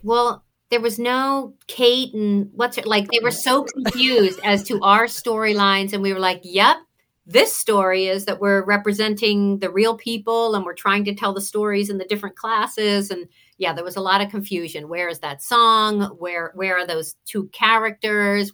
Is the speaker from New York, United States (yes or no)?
no; Cinnaminson, New Jersey, United States; accent: Jersey twang; also born or lived in Atlanta, Georgia; I was born and raised in South Jersey.